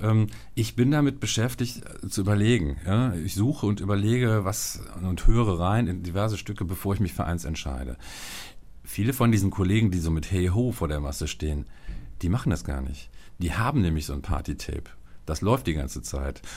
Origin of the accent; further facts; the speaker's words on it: Viersen, North Rhine-Westphalia, Germany; da, wo ich groß geworden bin in Viersen